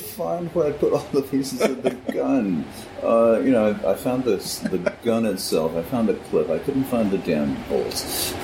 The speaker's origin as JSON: {"language": "English", "town": "Clinton", "region": "Connecticut", "country": "United States", "tie": "born or raised there", "said": "Clinton is the town where I was born, and that's on the Connecticut shoreline"}